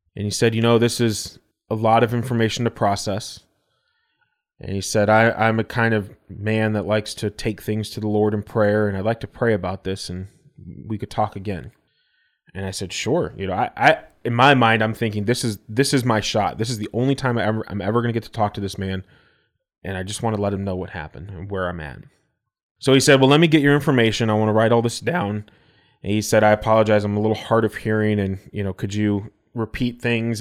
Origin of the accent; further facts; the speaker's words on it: Elgin, United States; our church that I grew up at in Elgin